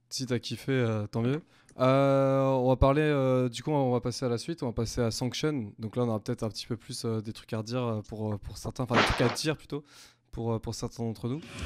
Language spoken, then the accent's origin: French; Rennes, Brittany, France; nous, on est tous de Rennes C'est un peu un, bouquet rennais que vous avez devant vous.